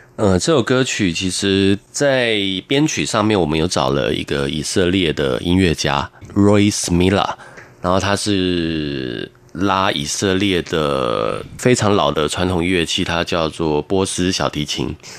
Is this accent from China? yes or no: no; Taitung, Taitung County, Taiwan; 我从小在台东长大